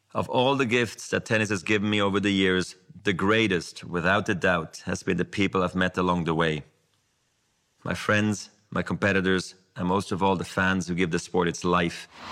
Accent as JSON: {"language": "German", "country": "Switzerland"}